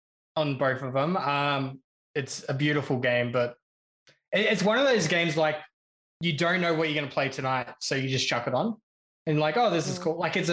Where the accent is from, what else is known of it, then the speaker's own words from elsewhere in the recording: Swan Hill, Victoria, Australia; I come from Swan Hill, which is, like, a small town of, like, 10,000 people, and just to have their, like one plane airport in there